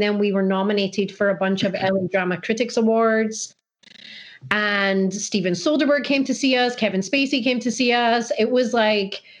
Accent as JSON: {"language": "English", "town": "Edinburgh", "region": "Scotland", "country": "United Kingdom", "tie": "born or raised there", "moved": "yes", "said": "So I'm from Edinburgh, from Scotland, and I grew up in a household"}